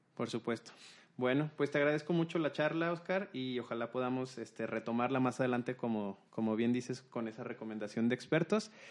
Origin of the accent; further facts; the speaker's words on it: Mexico; nuestras raíces mexicanas